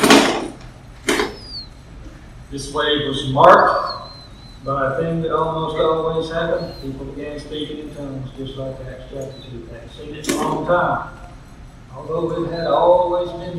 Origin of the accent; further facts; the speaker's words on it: Middle Tennessee, United States; I grew up in Middle Tennessee